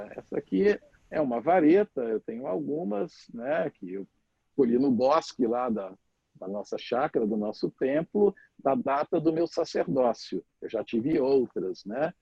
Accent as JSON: {"language": "Portuguese", "region": "Minas Gerais", "country": "Brazil", "tie": "born or raised there", "said": "eu sou mineiro, né, de nascimento"}